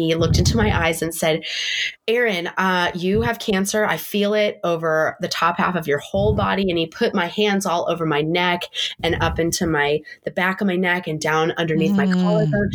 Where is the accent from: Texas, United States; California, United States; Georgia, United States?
California, United States; San Diego; moved away as an adult; now in Montana, United States; we're from San Diego and, you know, it's normally 80 degrees into like Thanksgiving time